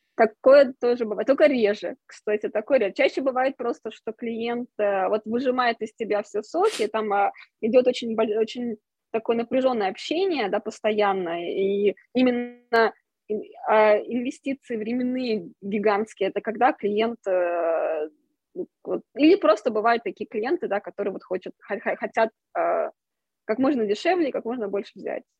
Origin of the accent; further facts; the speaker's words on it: Russia; moved away as an adult; also born or lived in Moscow; когда я уезжала из России, когда у меня был момент такой, я поняла, что окей, мне нужно уехать из России все-таки